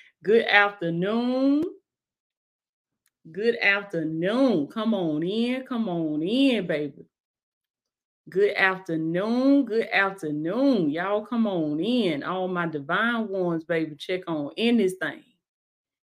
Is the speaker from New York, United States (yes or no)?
no; Blakely, Georgia, United States; Represent my hometown, baby. In Blakely, Georgia